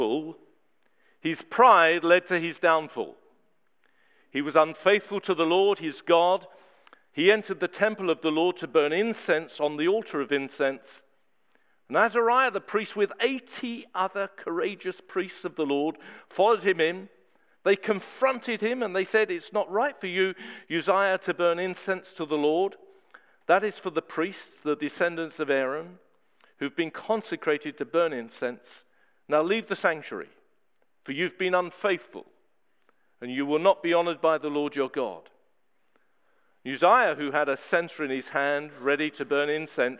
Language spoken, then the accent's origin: English; Horley, South East England, United Kingdom; moved away as an adult; also born or lived in Hastings / Bristol / Heathfield; I grew up in Hawley.